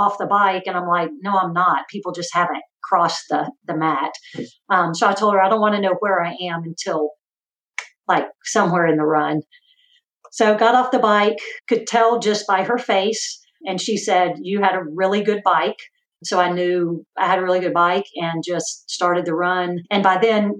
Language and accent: English; Chattanooga, Tennessee, United States; moved away; I grew up in Chattanooga, still have family there.